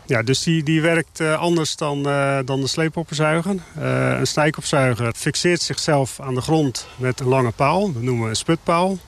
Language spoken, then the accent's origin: Dutch; Netherlands; onze historie als Hollanders